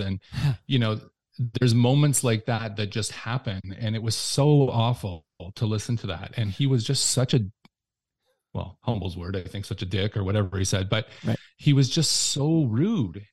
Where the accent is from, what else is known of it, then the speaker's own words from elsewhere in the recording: Windsor, Ontario, Canada; moved away as an adult; also born or lived in Toronto; I moved back to my hometown of Windsor.